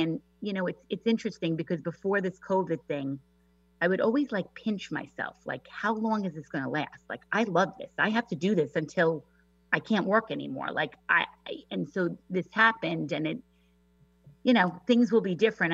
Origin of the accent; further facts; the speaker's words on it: New York, United States; accent: New York; moved away as an adult; now in Washington, United States; I'm a native New Yorker, if you couldn't tell from my accent